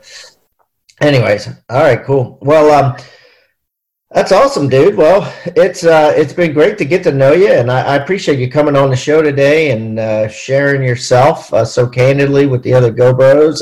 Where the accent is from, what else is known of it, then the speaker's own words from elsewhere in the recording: Maryland, United States; I'm from Maryland